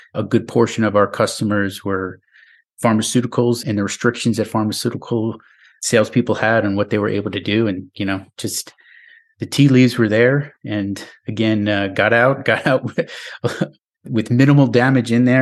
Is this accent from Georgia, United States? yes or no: no; New York, United States; moved away as an adult; now in Nashville, United States; my home state of New York